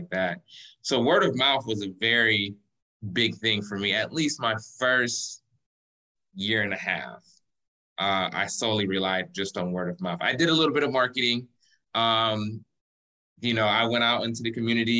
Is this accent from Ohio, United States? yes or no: yes; Cleveland, Ohio, United States; moved away as an adult; now in Lakewood Ranch, United States; I'm originally from Cleveland, Ohio